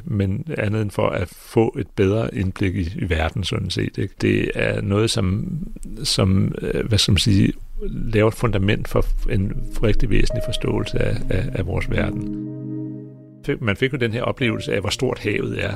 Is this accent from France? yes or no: no; Greenland; jeg kommer fra Grønland